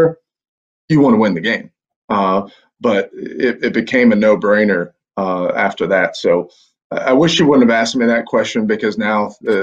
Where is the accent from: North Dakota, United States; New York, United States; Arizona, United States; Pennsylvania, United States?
Pennsylvania, United States; Pittsburgh; now in Rome, Georgia, United States; having grown up up in the Northeast, I'm originally from Pittsburgh